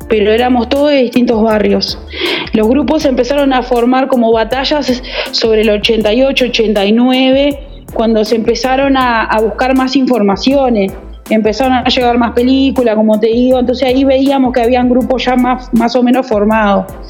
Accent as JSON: {"language": "Spanish", "country": "Uruguay", "tie": "born or raised there", "said": "soy eh, natural de Uruguay"}